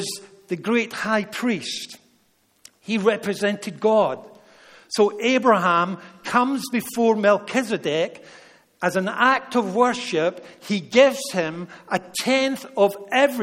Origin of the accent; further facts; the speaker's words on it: Scotland, United Kingdom; Being a Scotsman